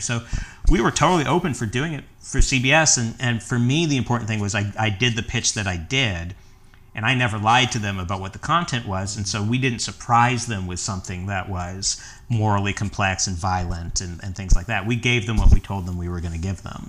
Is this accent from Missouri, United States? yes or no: yes; the Ozarks, Missouri, United States; moved away as an adult; also born or lived in New York City; now in Los Angeles, United States; I'm originally from the Ozarks, and, and I, I went to the University of Missouri